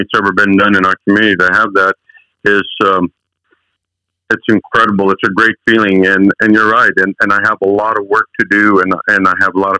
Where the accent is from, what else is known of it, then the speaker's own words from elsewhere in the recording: United States; English is a second language; also born or lived in Chihuahua, Mexico; My parents moved to the United States at the age of 9